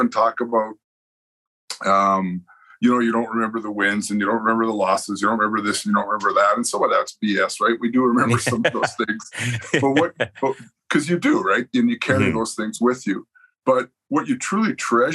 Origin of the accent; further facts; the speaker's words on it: Winnipeg, Manitoba, Canada; moved away as an adult; also born or lived in Lethbridge; I grew up in Winnipeg, inner city, lousy